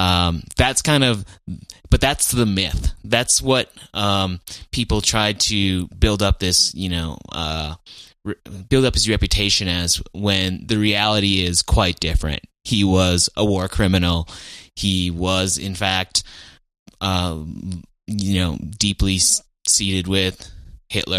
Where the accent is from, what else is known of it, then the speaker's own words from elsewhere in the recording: Fargo, North Dakota, United States; they lived on Seventh Street, which is where I lived when I grew up in Fargo.